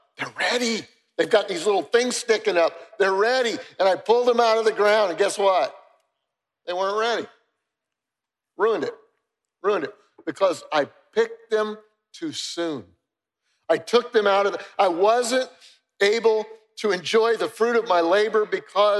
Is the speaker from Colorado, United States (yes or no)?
yes; Denver, Colorado, United States; moved away; I grew up in Denver, Colorado, and my mother loved to garden